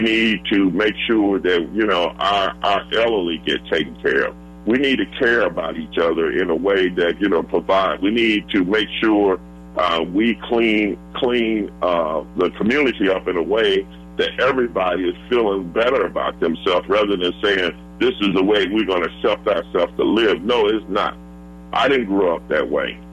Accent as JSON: {"language": "English", "country": "United States", "tie": "born or raised there", "said": "where I grew up at over on Clifton, which is right off between Dr. Martin Luther King"}